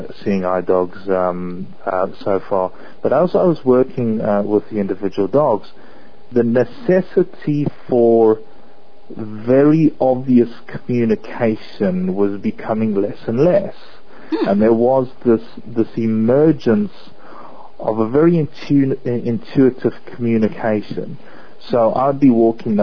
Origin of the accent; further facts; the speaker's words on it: South Africa; growing up in South Africa, we were always surrounded